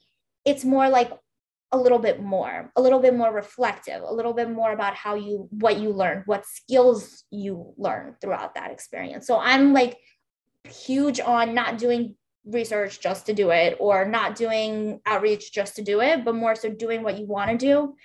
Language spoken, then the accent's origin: English; Uzbekistan; English is a second language; So for me, for example, I grew up in Uzbekistan and I speak Russian.